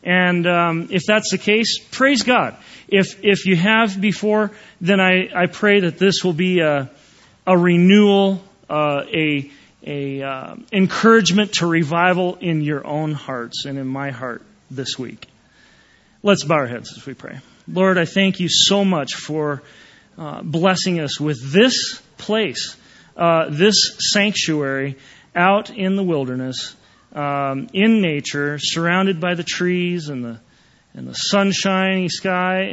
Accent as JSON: {"language": "English", "region": "Wisconsin", "country": "United States", "tie": "born or raised there", "moved": "yes", "lives_now": "Lake Tahoe, United States", "said": "I grew up in Wisconsin and grew up with the cold weather"}